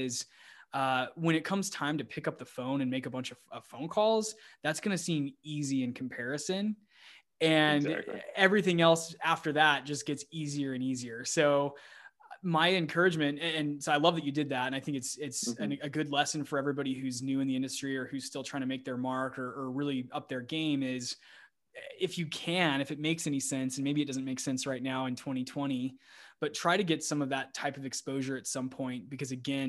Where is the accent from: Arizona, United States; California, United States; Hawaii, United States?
Arizona, United States; Scottsdale; moved away as an adult; also born or lived in Austin, Texas; my hometown of Scottsdale, Arizona